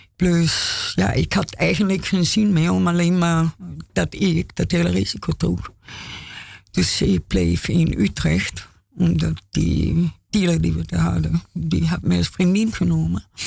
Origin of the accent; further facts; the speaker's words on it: Austria; Dutch is a second language; moved away as an adult; now in Amsterdam, Netherlands; ik ben Oostenrijkse. Ik kom. 35 jaar geleden van Oostenrijk heen